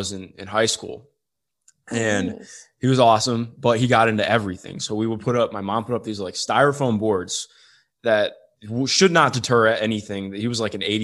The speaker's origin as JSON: {"language": "English", "town": "Cleveland", "region": "Ohio", "country": "United States", "tie": "born or raised there", "moved": "yes", "said": "I'm from Cleveland actually, but I grew up so I grew up just outside Cleveland"}